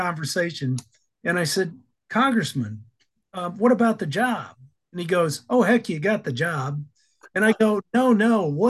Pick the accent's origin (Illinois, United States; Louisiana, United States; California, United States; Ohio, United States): Illinois, United States; also born or lived in Alabama / Idaho / Maryland; I was born in Tuscaloosa, Alabama, raised in Illinois and Idaho, and then when I was 18 years old, made my way to Maryland.